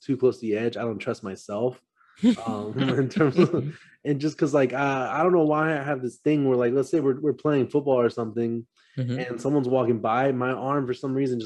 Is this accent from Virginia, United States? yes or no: no; Texas, United States; I was from Texas and it's hot over here.